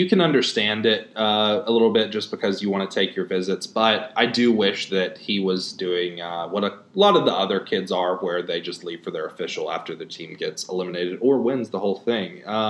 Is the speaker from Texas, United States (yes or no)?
yes; Liberty, Texas, United States; from my hometown of Liberty, Texas originally.